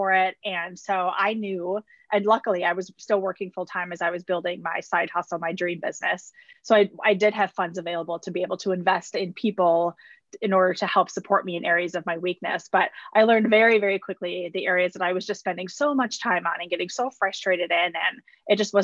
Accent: Wisconsin, United States; I was born and raised in Wisconsin.

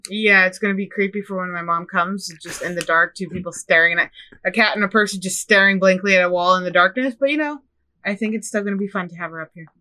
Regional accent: Midwest, United States; moved away; I'm from the Midwest

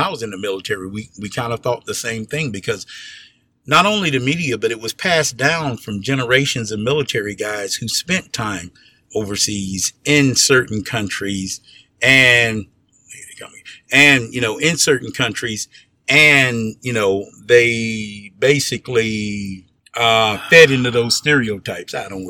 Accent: United States; moved away; No, mm-hmm. I'm from America.

